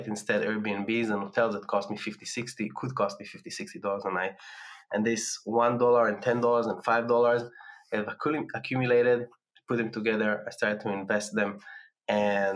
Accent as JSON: {"language": "English", "town": "Tel Aviv", "region": "Tel Aviv District", "country": "Israel", "tie": "born or raised there", "moved": "as an adult", "said": "my hometown in Tel Aviv"}